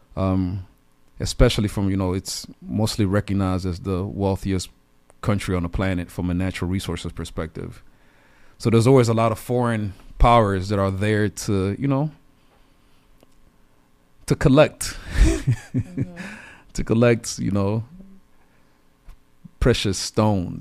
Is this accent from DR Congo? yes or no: yes; DR Congo; I'm originally from the Democratic Republic of Congo. Saw a lot of things growing up